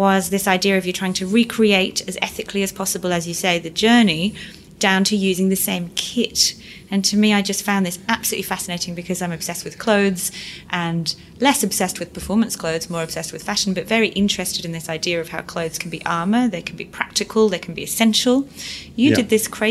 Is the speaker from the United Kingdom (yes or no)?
yes; Yorkshire and the Humber, United Kingdom; I'm from Yorkshire